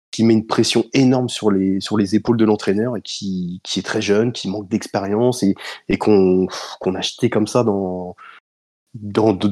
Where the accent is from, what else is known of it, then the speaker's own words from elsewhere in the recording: United States; French is a second language; Je suis un Américain, je faut me pardonner, c'est pour ça, j'ai, j'ai l'accent